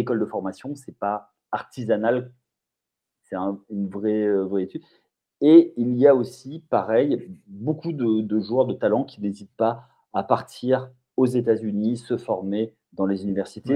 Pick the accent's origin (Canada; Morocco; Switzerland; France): France; je ne m'en rends pas compte en tant que Français